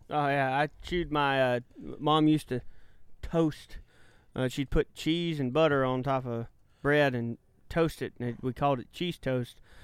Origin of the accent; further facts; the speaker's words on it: Malta, Texas, United States; I was in the living room, uh, in, uh, Malta, Texas